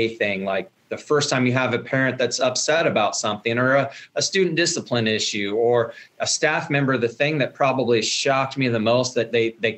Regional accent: Villa Grove, Illinois, United States; now in Shelbyville, United States; growing up in Villa Grove

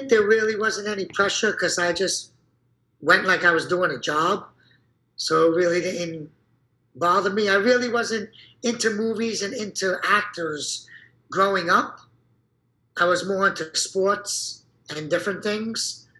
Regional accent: Brooklyn, New York, United States; I fell into acting because I was a break dancer, and I came from Brooklyn, and they're looking for a lot of guys from Brooklyn, so.

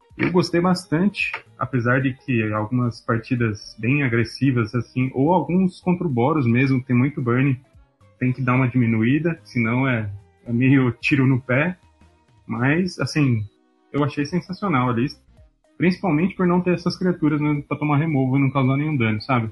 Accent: Jundiaí, São Paulo, Brazil; Eu sou de Jundiaí

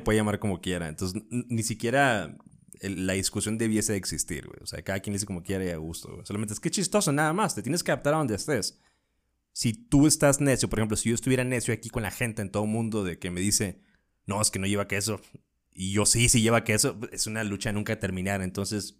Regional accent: northern Mexico, Mexico; moved away as an adult; now in Mexico City, Mexico; En el norte

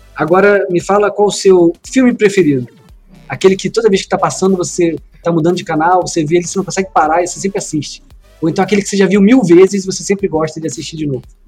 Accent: Brazil; A gente, como brasileiro

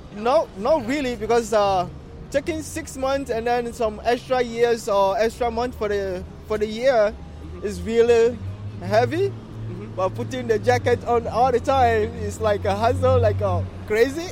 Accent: Canada; as a Canadian

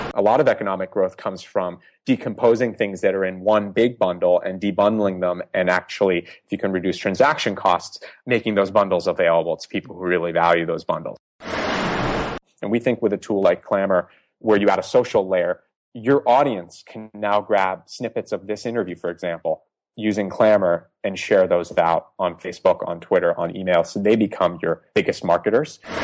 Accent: Boston, Massachusetts, United States; accent: American; also born or lived in Iran; I grew up mostly in the Northeast in suburban Boston most of my life.

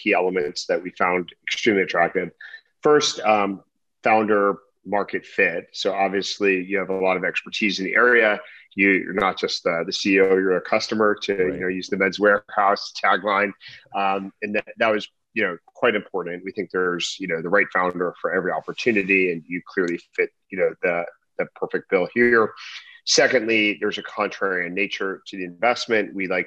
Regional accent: Edison, New Jersey, United States; moved away as an adult; also born or lived in Stanford, California; I was born and raised in Edison, New Jersey

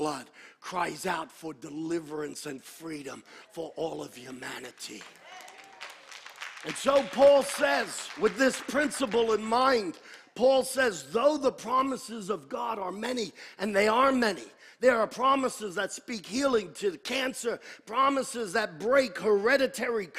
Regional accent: United States; I am an American

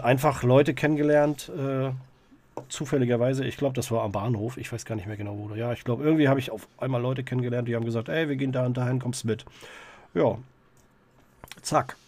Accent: Greifswald, Mecklenburg-Vorpommern, Germany; also born or lived in Herzogtum Lauenburg (near Hamburg); Ich bin gebürtiger Greifswalder

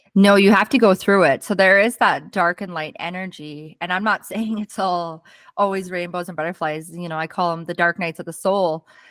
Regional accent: Fort St. John, British Columbia, Canada; also born or lived in Arkansas; I actually came home um, to Fort St. John, where my hometown was

